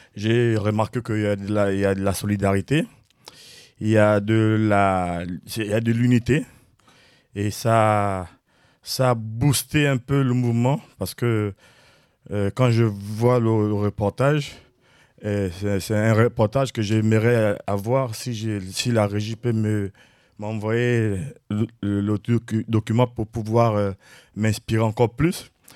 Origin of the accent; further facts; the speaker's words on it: Gabon; now in Rennes, France; je viens du Gabon. Je suis à Rennes